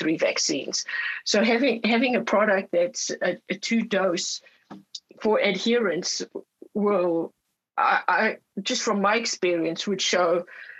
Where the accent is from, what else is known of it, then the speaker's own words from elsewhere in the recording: Orange County, California, United States; I'm from Orange County, California, and we have the biggest Vietnamese community in the United States